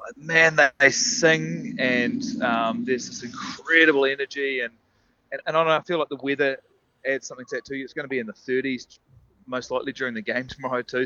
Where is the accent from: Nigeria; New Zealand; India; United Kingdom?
New Zealand; it's nice being a Kiwi too